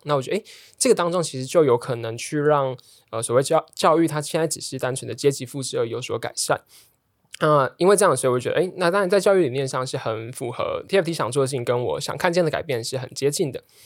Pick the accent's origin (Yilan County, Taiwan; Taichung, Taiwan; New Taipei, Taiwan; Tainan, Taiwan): Tainan, Taiwan; moved away; 我是台南人，所以就觉得，哦，我就念考台南一中，然后念成大的电机，然后去南科当工程师